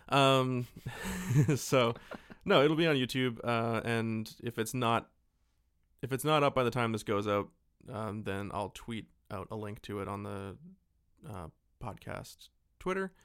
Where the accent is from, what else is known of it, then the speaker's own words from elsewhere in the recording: Abbotsford, British Columbia, Canada; we grew up in a shitty little, uh, town about forty-five minutes to an hour away from Vancouver